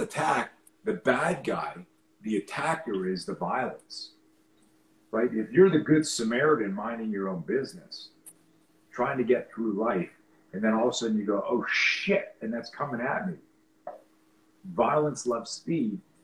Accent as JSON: {"language": "English", "country": "Canada", "tie": "born or raised there", "said": "I grew up in Canada"}